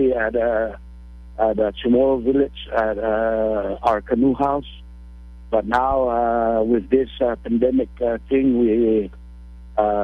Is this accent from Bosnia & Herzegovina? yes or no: no; Rota, Northern Mariana Islands; now in Guam; I'm originally from Rota, now residing in Guam